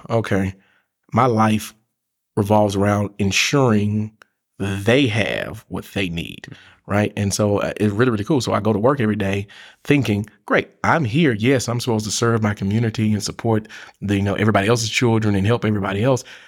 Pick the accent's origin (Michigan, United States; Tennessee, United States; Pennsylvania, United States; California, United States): Tennessee, United States; Memphis; moved away as an adult; now in Chattanooga, United States; I'm originally from Memphis, Tennessee. Came here to, in two thousand and four to go to the University of Tennessee at Chattanooga.